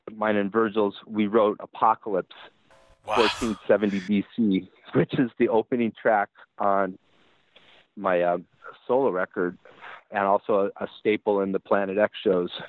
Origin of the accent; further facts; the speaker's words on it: United States; I'm American